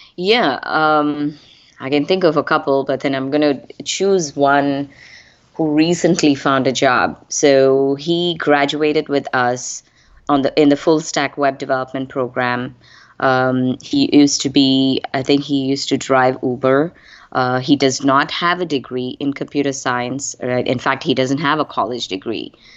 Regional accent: India; moved away as an adult; I am originally from India. I moved here almost close to twenty-five plus years ago.

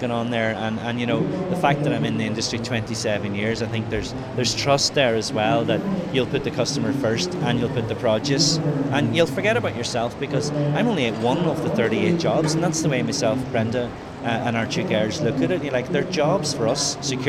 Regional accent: Ireland

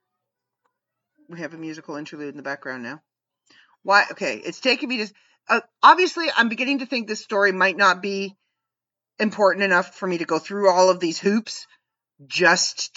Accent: Canada; as a Canadian

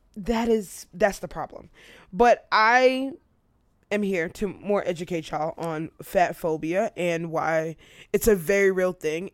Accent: United States; America is what I know. I'm American.

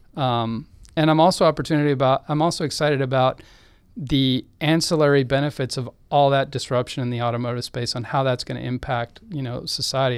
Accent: Austin, Texas, United States; I grew up in Austin

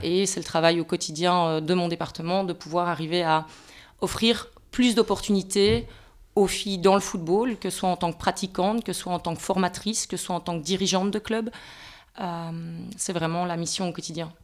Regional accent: Belgium; on est belge

